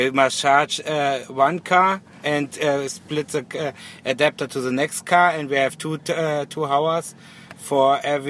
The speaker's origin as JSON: {"language": "English", "country": "Germany", "second_language": "English", "said": "I am 30. I'm from Germany"}